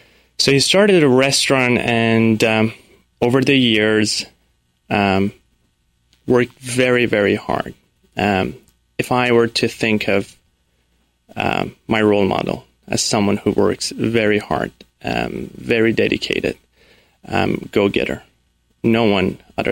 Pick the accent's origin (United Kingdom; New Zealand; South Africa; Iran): Iran; born there; Sure. So I was born in Iran to a loving family of four.